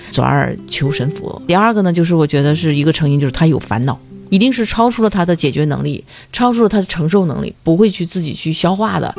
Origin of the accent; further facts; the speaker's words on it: Dalian, Liaoning, China; 我们大连人都会去爬那个莲花山